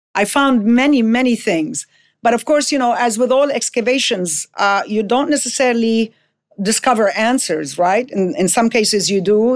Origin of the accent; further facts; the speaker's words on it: Jordan; moved away as an adult; also born or lived in Lebanon; now in Beirut, Lebanon; I am Lebanese-born. In nineteen sixty-two, when I was barely five months old, uh, my family had to move to Jordan